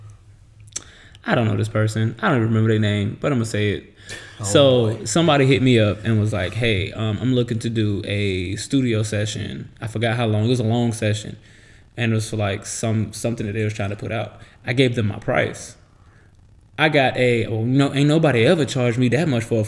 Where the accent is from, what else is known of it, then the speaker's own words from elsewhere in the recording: Florida, United States; we're both from Florida